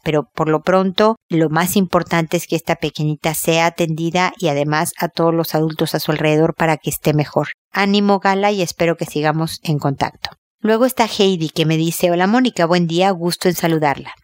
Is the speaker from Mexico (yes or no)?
yes; Mexico; moved away as an adult; also born or lived in United States; now in Chile; yo soy mexicana y obviamente viví gran parte de mi vida en México